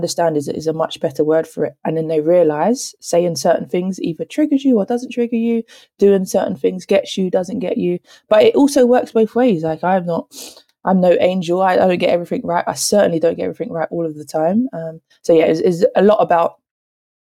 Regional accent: London, United Kingdom; accent: South London; moved away; also born or lived in Kent; I didn't realise that South London had an accent compared to Kent. And it's only when I hear other people from South London come to Kent, like, you're from South, aren't you?

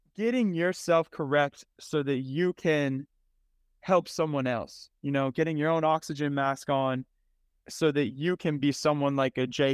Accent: Cleveland, Ohio, United States; now in Kansas City, United States; I was born in Cleveland, Ohio

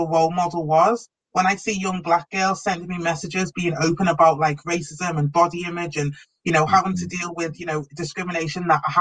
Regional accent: Liverpool, North West England, United Kingdom; growing up in Liverpool, when I trained at Wavertree, there weren't many black people

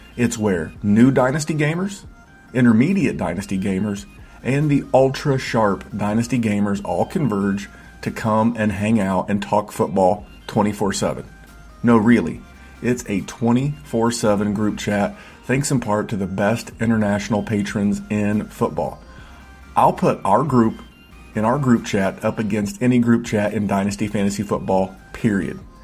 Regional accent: Indiana, United States; in Indiana when I grew up

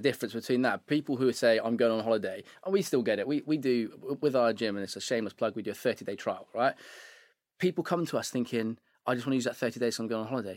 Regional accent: Devizes, South West England, United Kingdom; moved away as an adult; I'm from Wiltshire.

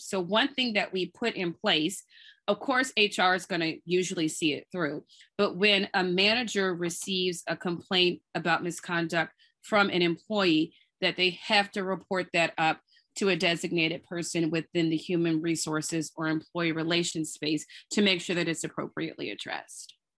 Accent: New Orleans, Louisiana, United States; also born or lived in Durham, North Carolina / Nashville, Tennessee; now in Brooklyn, United States; I grew up in New Orleans and I live in Brooklyn with my husband and two little kids

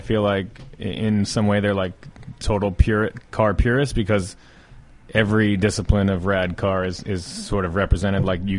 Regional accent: Philadelphia, Pennsylvania, United States; moved away as an adult; also born or lived in New Jersey; now in California, United States; I came out for the winter because I'm from Philadelphia

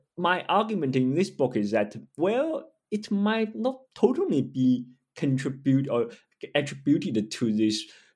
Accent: China; also born or lived in Singapore; I grew up in China and then I went to Singapore for my PhD studies

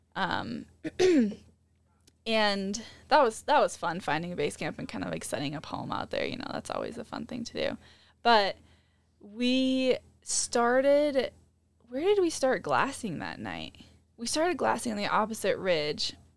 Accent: Midwest, United States; growing up in the Midwest

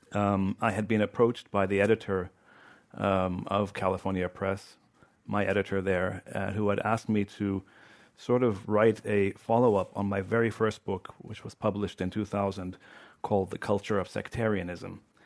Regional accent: Lebanon; moved away; also born or lived in Washington, D.C.; I grew up in Lebanon.

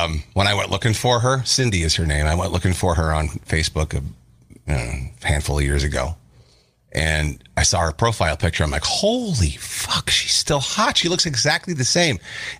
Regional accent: Minnesota, United States; moved away; when I go home to Minnesota

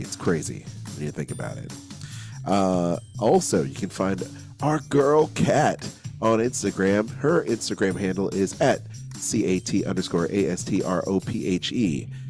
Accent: Philippines; I'm Filipino too

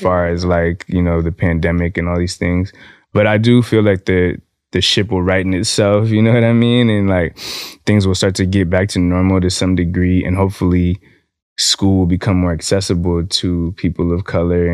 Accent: California, United States; moved away; my home state, California

